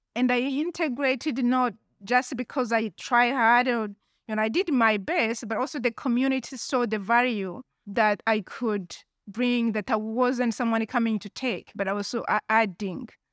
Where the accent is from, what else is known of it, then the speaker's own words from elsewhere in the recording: Rwanda; also born or lived in Tucson, Arizona / United Kingdom; now in Zurich, Switzerland; I was born and raised in Rwanda, and I left Rwanda in nineteen ninety-four.